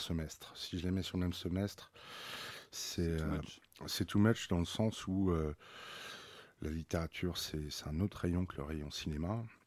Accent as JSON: {"language": "French", "town": "Paris", "region": "Île-de-France", "country": "France", "tie": "born or raised there", "said": "grandir dans, le 16e arrondissement"}